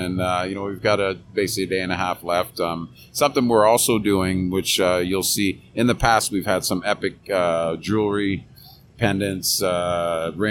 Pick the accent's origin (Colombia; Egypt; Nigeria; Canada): Canada; moved away as an adult; also born or lived in Fredericton / Turks and Caicos / Dominican Republic; growing up in Canada, playing hockey, policing